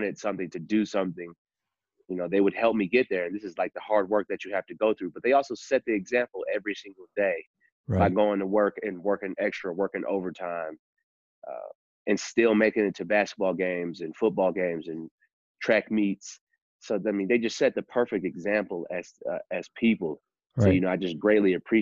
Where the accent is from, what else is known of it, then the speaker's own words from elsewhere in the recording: Bloomfield Hills, Michigan, United States; I'm from Bloomfield Hills, Michigan.